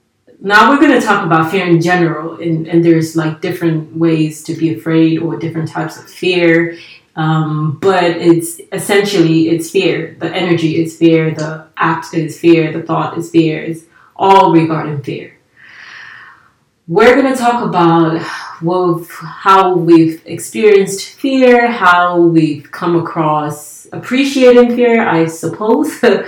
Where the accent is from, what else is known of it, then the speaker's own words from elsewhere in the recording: Nigeria; English is a second language; also born or lived in Italy; So I'm Nigerian. I used to live in Italy, and then I moved here, so there's no nothing like all around the world.